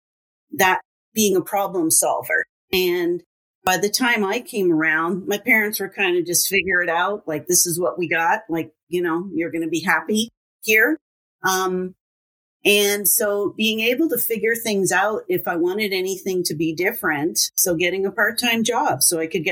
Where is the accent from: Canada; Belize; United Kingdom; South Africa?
Canada; Windsor, Ontario; now in Alberta, Canada; I grew up in Windsor, Ontario, and a very big, busy family